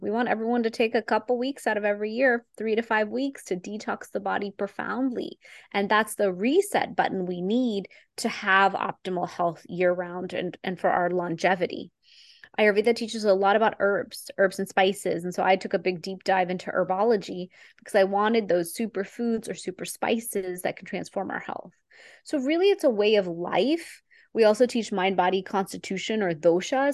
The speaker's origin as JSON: {"language": "English", "region": "Texas", "country": "United States", "tie": "born or raised there", "said": "I am an Indian girl from Texas"}